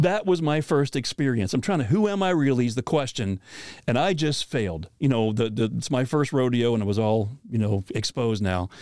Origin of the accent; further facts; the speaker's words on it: Pennsylvania, United States; I grew up in Pennsylvania